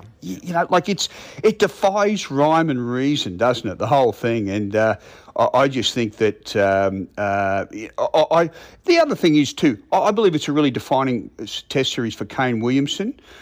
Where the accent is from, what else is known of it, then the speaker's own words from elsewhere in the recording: Brisbane, Queensland, Australia; I'm from Brisbane